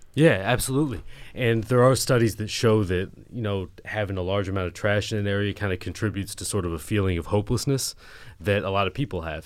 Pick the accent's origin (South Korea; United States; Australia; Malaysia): United States; Eugene, Oregon; moved away as an adult; now in Philadelphia, United States; couldn't tell by my accent, I'm from Eugene, Oregon